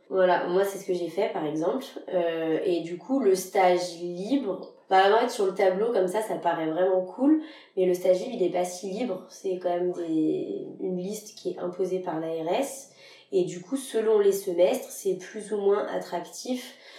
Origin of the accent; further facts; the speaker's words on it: Lyon, Auvergne-Rhône-Alpes, France; je suis originaire de Lyon. J'ai fait mon internat à Lyon.